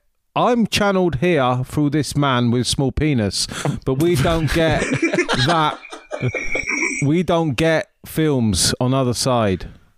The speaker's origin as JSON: {"language": "English", "country": "Australia", "tie": "born there", "said": "I was born in Australia."}